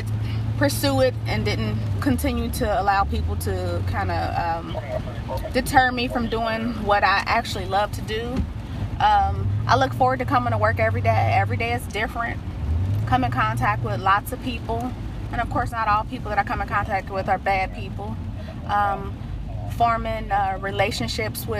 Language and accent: English; Cincinnati, Ohio, United States; I grew up in the Avondale area.